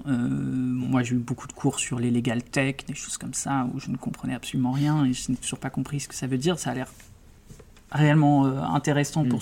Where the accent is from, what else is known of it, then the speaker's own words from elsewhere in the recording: Brest, Brittany, France; moved away as an adult; also born or lived in Bordeaux; j'ai grandi à Brest